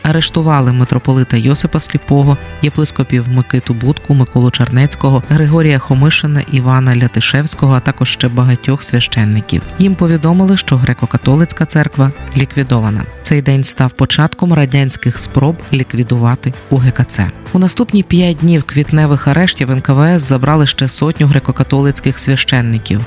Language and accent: Ukrainian; Ukraine; Підпільно хрестили мене та мого брата, але уже мій син та діти моїх братів хрещені у незалежній Україні відкрито і без ризику.